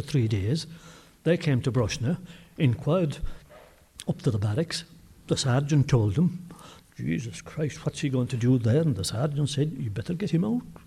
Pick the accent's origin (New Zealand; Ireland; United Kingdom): Ireland; Brosna, Munster; I come from Brosna